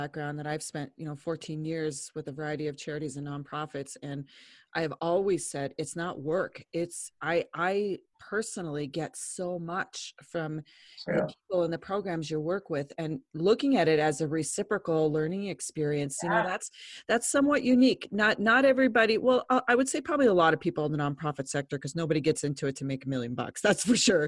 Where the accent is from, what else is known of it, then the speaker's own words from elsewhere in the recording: Lyons, United States; I'm from Lyons